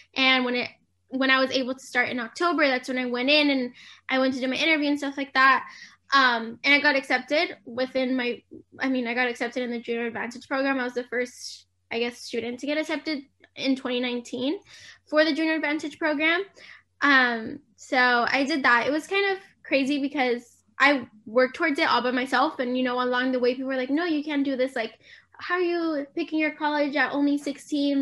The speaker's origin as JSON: {"language": "English", "town": "San Diego", "region": "California", "country": "United States", "said": "I'm from San Diego, California."}